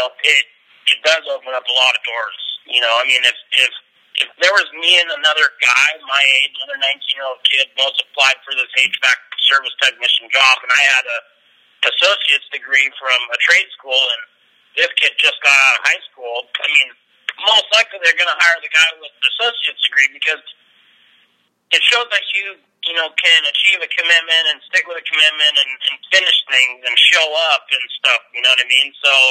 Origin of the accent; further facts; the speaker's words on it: Lake Stevens, Washington, United States; also born or lived in Phoenix, Arizona / Mount Vernon, Washington; our house that I grew up in Lake Stevens